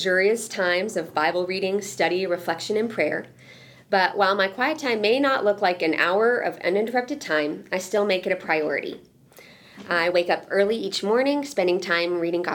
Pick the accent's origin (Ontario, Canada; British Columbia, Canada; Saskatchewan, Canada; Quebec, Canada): Quebec, Canada; moved away as an adult; also born or lived in Seattle, Washington; Quebec, which is where I was from